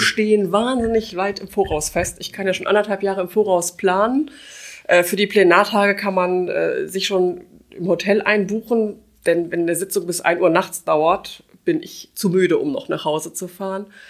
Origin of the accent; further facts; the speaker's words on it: Gevelsberg, North Rhine-Westphalia, Germany; moved away as an adult; now in Wuppertal, Germany; Ich bin äh, gebürtige Gefelsbergerin. Ich hm. war in meiner Heimatstadt schon Mitglied im Stadtrat